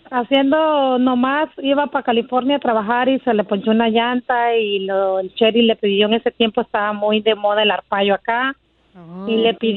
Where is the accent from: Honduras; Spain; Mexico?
Honduras; Soy de Honduras.